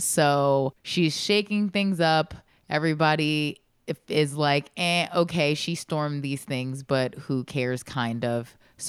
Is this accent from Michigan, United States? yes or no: yes; Michigan, United States; I'm from Michigan.